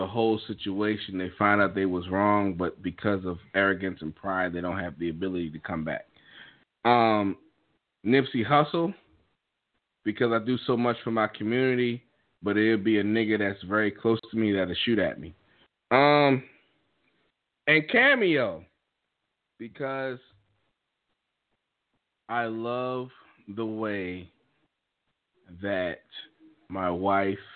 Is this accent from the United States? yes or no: yes; Maryland, United States; I'm from Maryland